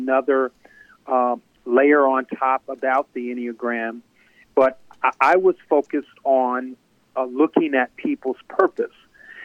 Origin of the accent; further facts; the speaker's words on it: Wisconsin, United States; also born or lived in New York; now in Chicago, United States; I'm from Wisconsin, and I grew up in Wisconsin